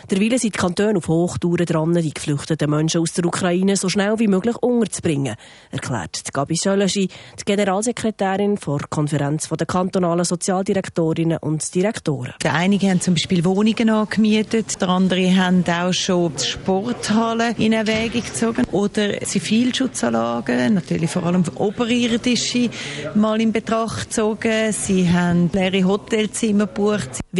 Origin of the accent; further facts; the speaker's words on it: Croatia; German is a second language; now in Switzerland; Ich komme aus Kroatien und habe ein gleiches Schicksal 91 bis 95 gehabt.